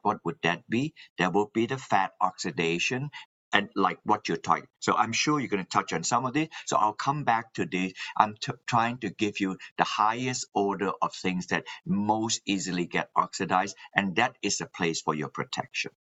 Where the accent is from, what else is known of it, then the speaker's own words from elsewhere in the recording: Malaysia; moved away as an adult; also born or lived in New Zealand / Alabama, United States; now in Massachusetts, United States; Yes, I am originally from Malaysia and I in, went to New Zealand to study